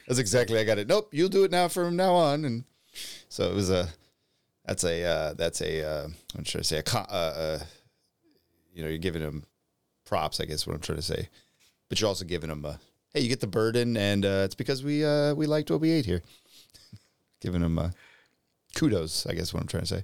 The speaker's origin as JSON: {"language": "English", "country": "United States", "said": "being an American"}